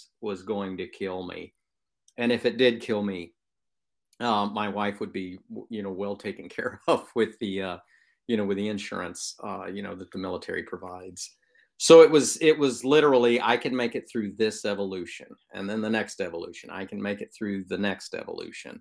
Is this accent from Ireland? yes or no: no; Western Oklahoma, United States; moved away; I grew up in Western Oklahoma, out in farm country, where the wind blows and the wheat grows.